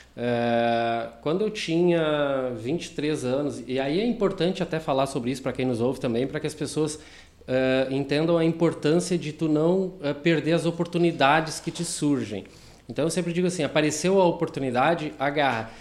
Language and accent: Portuguese; Taquari, Rio Grande do Sul, Brazil; now in Sapiranga, Brazil; eu sou natural de Taquari